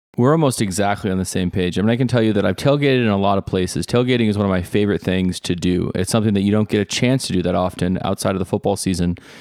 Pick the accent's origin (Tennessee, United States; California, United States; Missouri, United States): Tennessee, United States; Nashville; also born or lived in Buffalo, New York; Nashville, Tennessee, where I grew up and currently reside